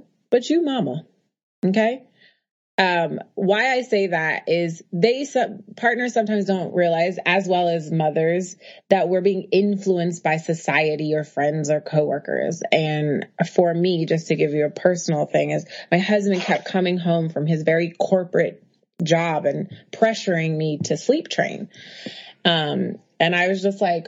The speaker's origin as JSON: {"language": "English", "town": "Oakland", "region": "California", "country": "United States", "also_born_or_lived": "Harlem, New York", "moved": "yes", "lives_now": "New York, United States", "said": "I'm a girl from Oakland who lives in Harlem"}